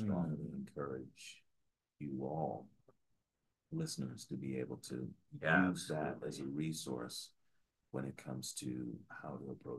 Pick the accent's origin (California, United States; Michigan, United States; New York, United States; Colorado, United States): New York, United States; New York City; now in Denver, United States; growing up in Queens, New York.